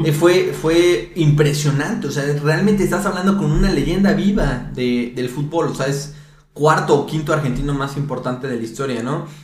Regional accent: Mexico; soy de México

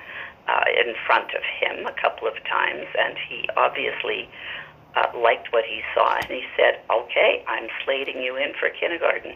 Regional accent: Montreal, Quebec, Canada; moved away as an adult; also born or lived in Toronto; now in Vancouver, Canada; I grew up in Montreal and went to teachers' college in Montreal. In my mid-20s, my husband and I moved out to Vancouver

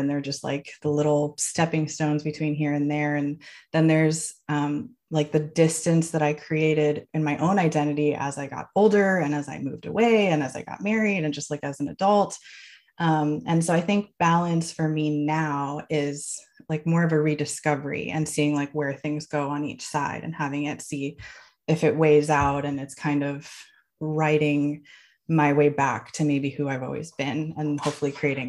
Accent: Miami, Florida, United States; moved away; And I grew up in Miami, where honest to God, I thought everyone in the world was Cuban until I was like six. So I've always kind of identified as just Cuban, but then also like not Cuban enough, or like maybe not Cuban at all.

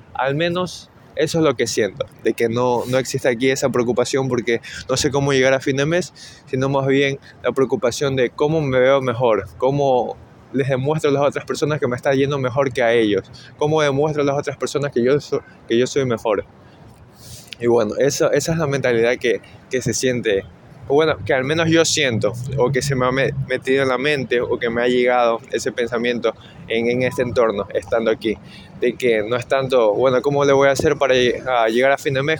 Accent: Ecuador; now in New York, United States; soy ecuatoriano

